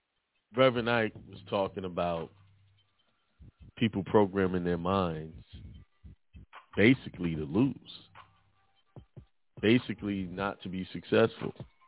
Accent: Brooklyn, New York, United States; You know, I grew up in Bedford-Stuyvesant, Brooklyn, most of my life, and you hear negative stuff.

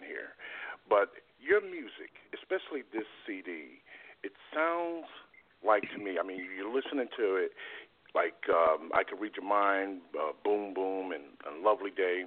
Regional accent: Connecticut, United States; I'm from Connecticut as well

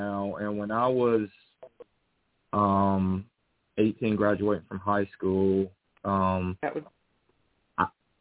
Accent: North Carolina, United States; also born or lived in Los Angeles, California; I'm from North Carolina. You can probably tell from the accent

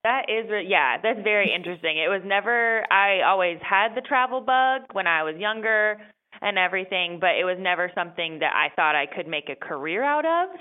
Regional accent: North Carolina, United States; moved away as an adult; now in Washington, D.C., United States; I was raised in North Carolina

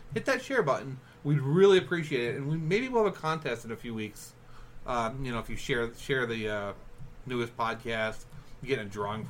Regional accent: New York, United States; moved away; I am from New York.

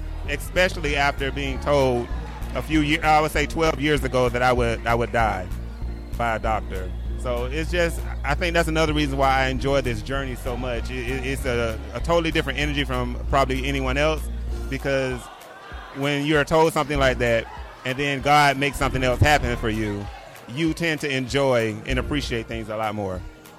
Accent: Daytona Beach, Florida, United States; moved away as an adult; also born or lived in Bronx, New York; now in New York, United States; I'm from Florida. Daytona Beach, Florida.

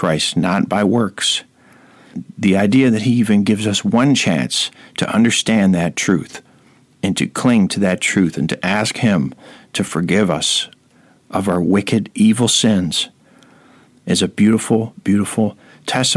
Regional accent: Rome, New York, United States; my hometown of Rome, New

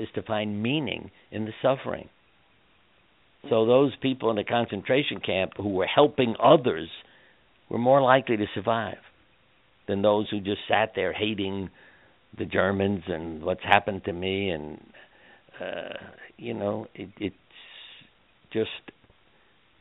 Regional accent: New York, United States; I grew up in New York

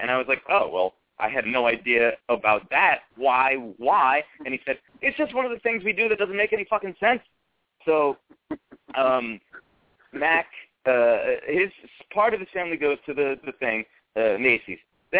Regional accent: Northern Ireland, United Kingdom; well, I'm from Northern Ireland, and he's from New York.

